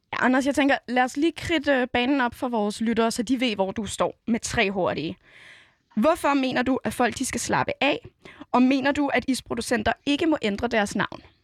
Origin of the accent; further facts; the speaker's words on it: Copenhagen, Capital Region of Denmark, Denmark; jeg var fra Nørrebro